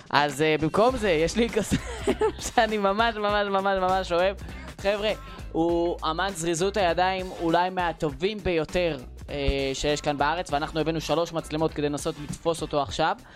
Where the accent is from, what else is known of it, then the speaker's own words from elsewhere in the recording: Eilat, Southern District, Israel; moved away; אני, דרך אגב, בתור אילתי, אז לא קשה לי נסיעות בכלל